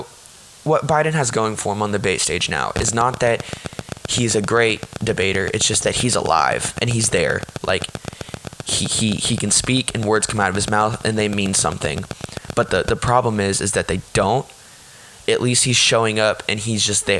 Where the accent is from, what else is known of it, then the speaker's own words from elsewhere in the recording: Texas, United States; in Texas, my state, my home state, Texas